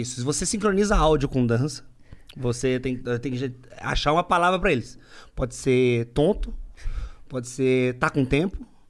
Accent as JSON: {"language": "Portuguese", "town": "Agudos", "region": "São Paulo", "country": "Brazil", "moved": "yes", "lives_now": "Sorocaba, Brazil", "said": "sou de mais longe, mais pra dentro. Sou de Agudos"}